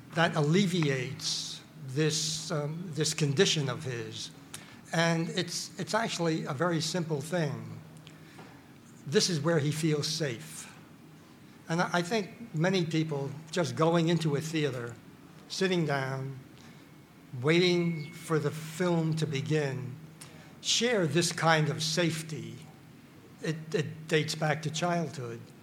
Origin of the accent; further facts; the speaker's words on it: New York City, New York, United States; I grew up in the Bronx